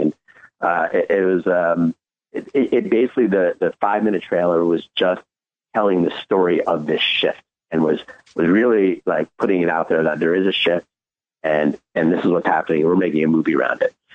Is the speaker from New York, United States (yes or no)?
yes; New York City, New York, United States; I was born in New York City